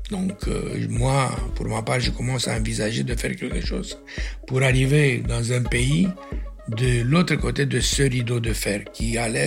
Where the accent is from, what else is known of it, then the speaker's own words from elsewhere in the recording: Romania; Ah oui, ah oui, je suis roumain